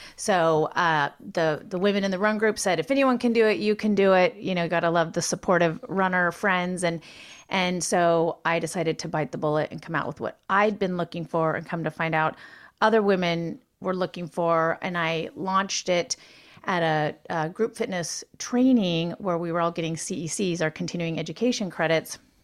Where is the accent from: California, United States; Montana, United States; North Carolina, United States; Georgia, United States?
Montana, United States; moved away; being born and raised in Montana, where there's three times more sheep than people.